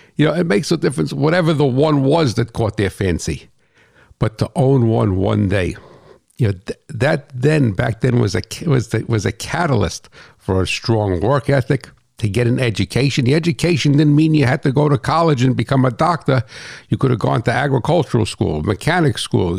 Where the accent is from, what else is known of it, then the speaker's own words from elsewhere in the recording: United States; I'm American.